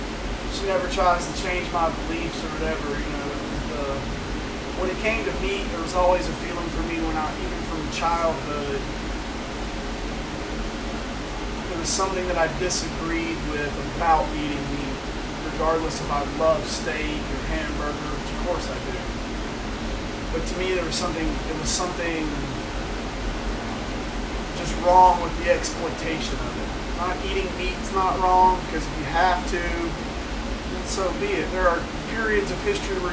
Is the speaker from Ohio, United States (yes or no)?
no; Alabama, United States; I'm out from Alabama